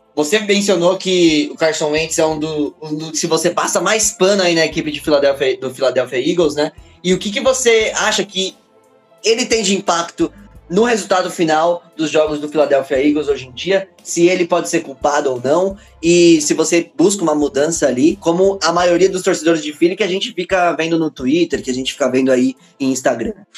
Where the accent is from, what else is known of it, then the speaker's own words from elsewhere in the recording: São Paulo, Brazil; sou aqui da Zona Leste de São Paulo, sou da Quebrada